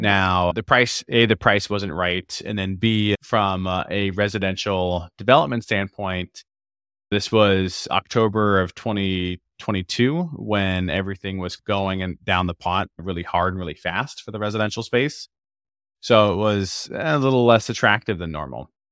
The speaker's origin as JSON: {"language": "English", "region": "Florida", "country": "United States", "tie": "born or raised there", "moved": "yes", "lives_now": "Seattle, United States", "said": "I grew up in Florida on the East Coast"}